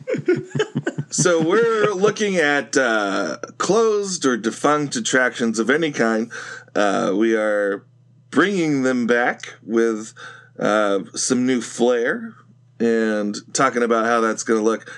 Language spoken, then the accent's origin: English; Northern California, United States; I grew up in Northern California